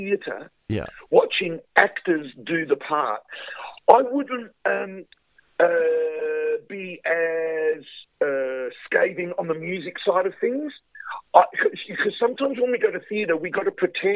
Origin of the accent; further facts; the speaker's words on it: Adelaide, South Australia, Australia; I'm from Adelaide